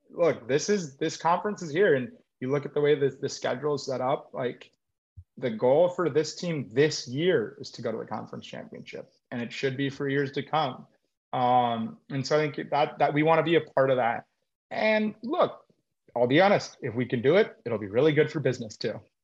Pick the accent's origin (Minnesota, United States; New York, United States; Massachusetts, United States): Minnesota, United States; Minneapolis; also born or lived in Oregon / Los Angeles; now in Louisville, United States; I grew up in Minneapolis. I've lived, then went to Oregon, lived